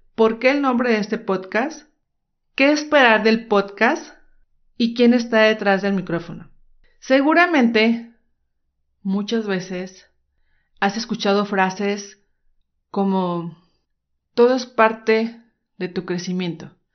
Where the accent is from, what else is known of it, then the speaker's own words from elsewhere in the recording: Guadalajara, Jalisco, Mexico; soy mexicana, nací en Guadalajara, Jalisco